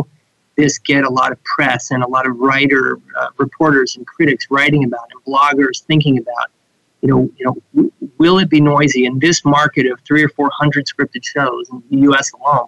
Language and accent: English; Marin County, California, United States; I grew up in Marin County